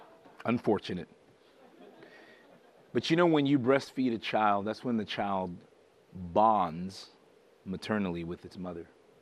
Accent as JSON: {"language": "English", "town": "Birmingham", "region": "West Midlands", "country": "United Kingdom", "tie": "born there", "said": "And that's how I got to be born in England. Marston Green, 1967. I was born in Birmingham."}